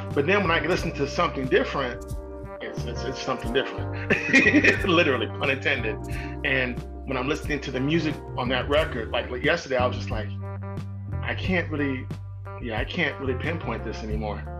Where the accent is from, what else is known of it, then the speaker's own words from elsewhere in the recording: Midwest, United States; now in Bay Area, California, United States; I'm from the Midwest too.